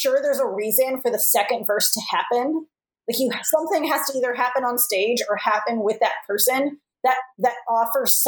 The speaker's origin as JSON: {"language": "English", "town": "Los Angeles", "region": "California", "country": "United States", "tie": "born or raised there", "moved": "yes", "lives_now": "Chicago, United States", "said": "I was born in Los Angeles. I've never lived there as an adult, but I was born there"}